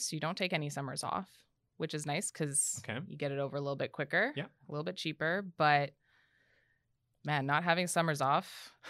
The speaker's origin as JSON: {"language": "English", "country": "Canada", "said": "especially as a Canadian."}